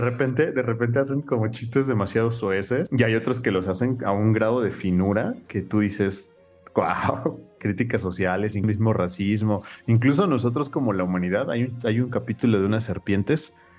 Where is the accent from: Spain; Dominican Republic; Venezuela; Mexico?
Mexico; nosotros siendo mexicanos